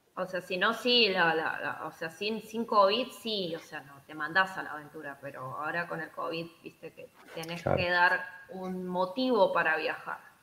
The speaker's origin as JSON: {"language": "Spanish", "region": "Buenos Aires", "country": "Argentina", "moved": "as an adult", "lives_now": "Iceland", "said": "Estando en Buenos Aires, sí, yo soy de Buenos Aires"}